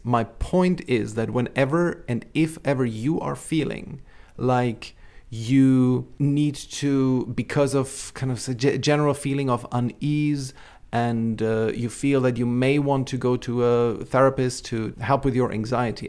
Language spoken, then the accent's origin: English; Austria; also born or lived in Czechoslovakia (Czech Republic); we emigrated to capitalist Austria